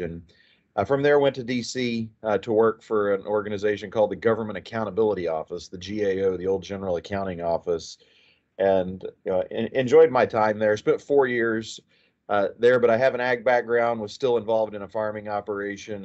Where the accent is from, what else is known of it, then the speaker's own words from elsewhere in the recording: Chattanooga, Oklahoma, United States; moved away as an adult; now in Texas, United States; I grew up in southwestern Oklahoma.